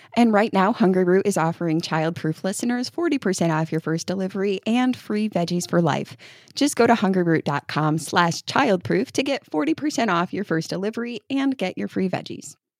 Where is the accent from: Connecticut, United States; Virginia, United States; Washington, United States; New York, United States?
New York, United States; now in Kentucky, United States; I'm from New York